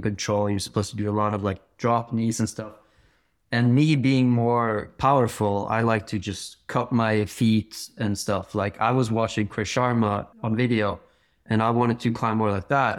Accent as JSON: {"language": "English", "town": "Bergen", "region": "Vestland", "country": "Norway", "tie": "born or raised there", "said": "I grew up climbing in Bergen"}